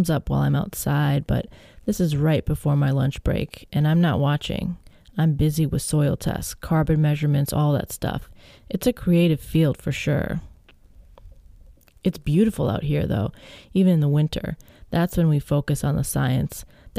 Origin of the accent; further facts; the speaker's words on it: Illinois, United States; I grew up near Chicago, not in Lincoln Park, of course. It was different then.